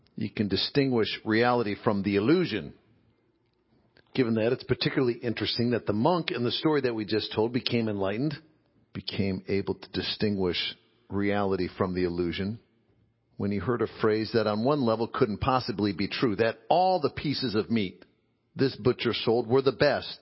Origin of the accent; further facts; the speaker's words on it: Midwest, United States; growing up in the Midwest